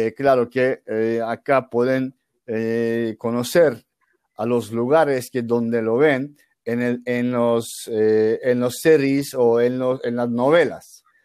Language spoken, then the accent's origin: Spanish; Turkey; Spanish is a second language; yo soy un turco